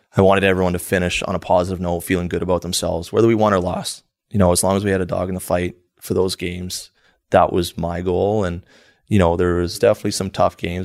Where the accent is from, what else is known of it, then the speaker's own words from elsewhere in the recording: New Brunswick, Canada; growing up in New Brunswick, it's small area. Played my whole minor hockey there